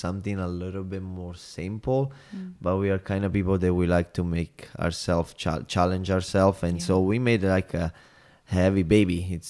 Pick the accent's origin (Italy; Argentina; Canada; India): Italy; Salerno, Campania; English is a second language; It's not a big city. It's like under them 60,000 people. It's on the water, so that's the beauty about.